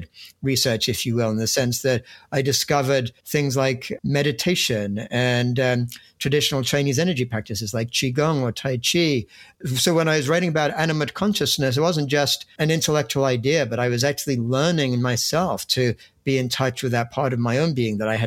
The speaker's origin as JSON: {"language": "English", "region": "England", "country": "United Kingdom", "tie": "born or raised there", "also_born_or_lived": "Cambridge, England", "moved": "as an adult", "lives_now": "United States", "said": "I grew up in England. When I was a student at Cambridge"}